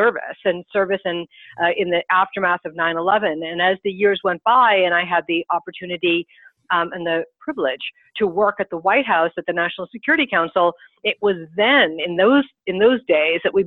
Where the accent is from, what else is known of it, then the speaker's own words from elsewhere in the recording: United States; I'm an American